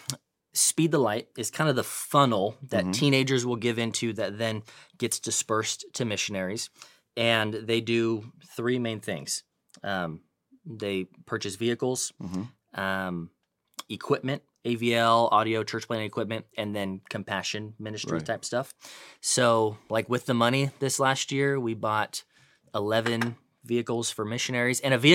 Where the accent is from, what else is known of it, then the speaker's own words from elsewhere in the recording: California, United States; now in Dallas, United States; but I'm born and raised in Northern California.